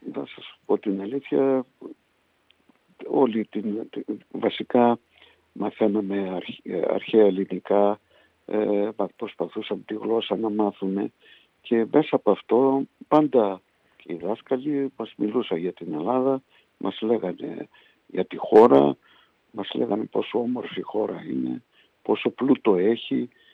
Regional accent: Budapest, Hungary; moved away as an adult; also born or lived in Poland / Miskolc, Hungary; now in Greece; το 57 μετακομίσαμε στην Βουδαπέστη, στο, στο περιβόητο Ντόχανγκιαρο όπως το λέγαμε, ναι. το καπνεργοστάσιο που μένανε γύρω στα 2.000 Έλληνες. Εγώ ήμουν πιτσιρικάς, 7 χρονών ήμουν

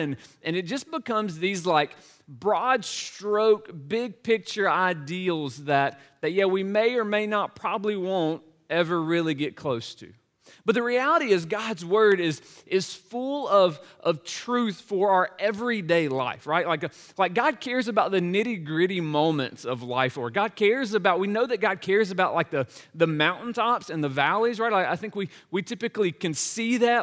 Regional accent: Laurel, Mississippi, United States; moved away as an adult; also born or lived in Nashville, Tennessee; my hometown of Laurel, Mississippi

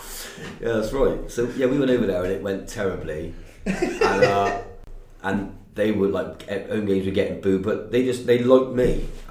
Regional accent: Wales, United Kingdom; born there; I was born in Wales, mother's Welsh, that's how my family's Welsh.

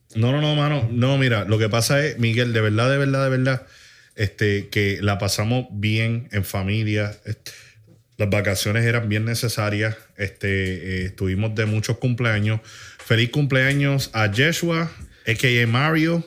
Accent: Puerto Rico; tú y yo pues, somos puertorriqueños

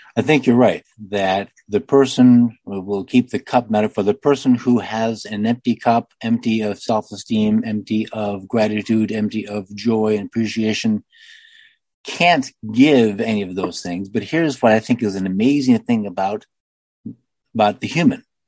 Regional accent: United States; I'm only an American

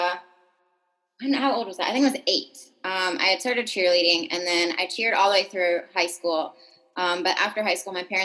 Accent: California, United States; moved away as an adult; now in Portland, United States; from California. I lived there my whole life up until I moved out to Portland, Oregon.

